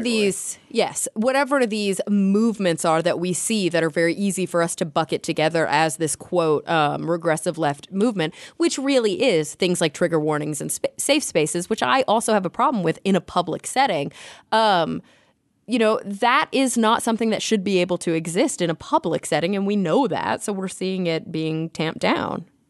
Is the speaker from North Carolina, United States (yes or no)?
no; Texas, United States; now in California, United States; I grew up in Texas